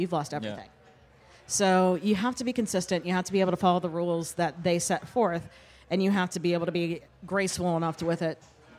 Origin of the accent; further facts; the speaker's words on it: North Carolina, United States; also born or lived in Kentucky; Born in Kentucky, raised in North Carolina, and had a tech job until about 7 years ago.